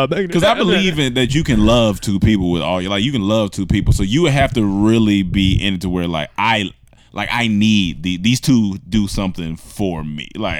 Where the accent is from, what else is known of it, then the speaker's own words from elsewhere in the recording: Atlanta, Georgia, United States; Oh, what's up, y'all? I'm from Atlanta. Grady, baby.